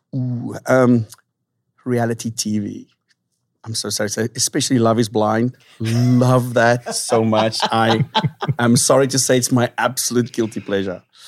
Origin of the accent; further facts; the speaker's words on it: South Africa; moved away as an adult; now in San Diego, United States; born and raised in South Africa